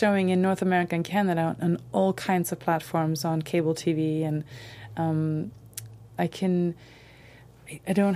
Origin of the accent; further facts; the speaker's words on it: Malmö, Skåne, Sweden; moved away; I'm from Malmö, from the south. So I'm mm-hmm. the farmer girl with the ugly accent